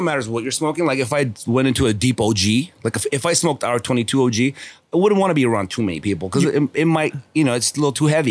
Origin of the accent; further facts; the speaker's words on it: Los Angeles, California, United States; also born or lived in Armenia; I grew up here on Kingsley Drive over here, North Kingsley Drive